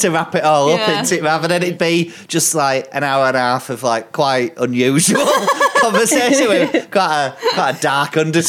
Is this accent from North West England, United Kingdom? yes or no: no; Bradford, Yorkshire and the Humber, United Kingdom; moved away; We're from Bradford City Centre.